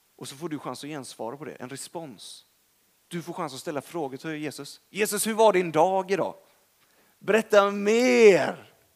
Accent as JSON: {"language": "Swedish", "town": "Gothenburg", "region": "Västra Götaland", "country": "Sweden", "moved": "yes", "lives_now": "Stockholm, Sweden", "said": "Jag är från Göteborg."}